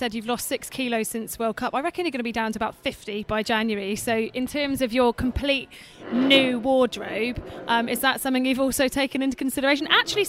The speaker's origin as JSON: {"language": "English", "town": "Oxford", "region": "South East England", "country": "United Kingdom", "said": "my dad's got blue, so I'm from Oxford"}